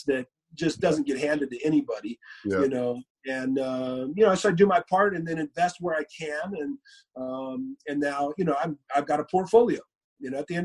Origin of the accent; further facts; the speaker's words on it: Moreno Valley, California, United States; I helped a marijuana dispensary group get licensing in my hometown. They were looking for licensing in Southern California, and my hometown was coming up.